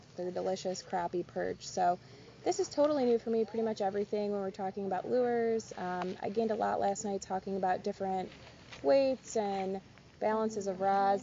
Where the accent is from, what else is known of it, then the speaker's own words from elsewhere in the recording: Cleveland, Ohio, United States; I'm from Northeast Ohio, more towards Cleveland area